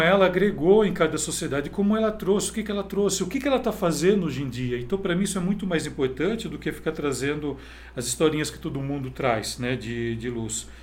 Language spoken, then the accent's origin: Portuguese; Campinas, São Paulo, Brazil; eu sou de cidade de Campinas